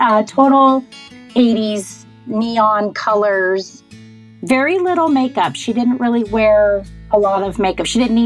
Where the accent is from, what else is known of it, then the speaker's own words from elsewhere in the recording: Southern California, United States; moved away as an adult; now in Portland, United States; I am a nurse in Portland, Oregon. Been here about 27 years, but I am originally from Southern California.